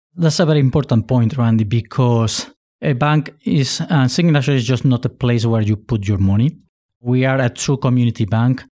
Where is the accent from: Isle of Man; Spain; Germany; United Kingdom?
Spain; also born or lived in Puerto Rico; now in United States; I was born in Puerto Rico. My father is Spaniard, and I was raised in Spain.